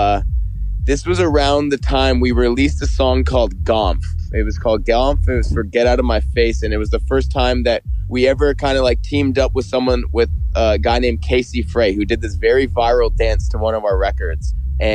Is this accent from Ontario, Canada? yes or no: yes; Toronto, Ontario, Canada; We grew up in Canada